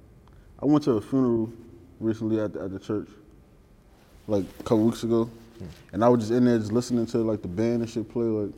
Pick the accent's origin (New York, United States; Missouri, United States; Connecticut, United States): New York, United States; New York City; Like, I can say I'm from 165 in Nelson, but I say I'm from Highbury.